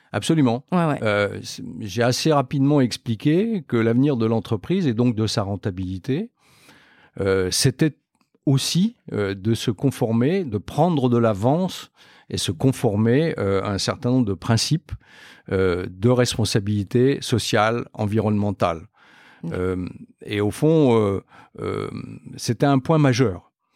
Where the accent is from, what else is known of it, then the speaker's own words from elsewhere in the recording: Metz, Grand Est, France; moved away as an adult; also born or lived in Nancy / Clermont-Ferrand; je suis originaire de Metz, en Moselle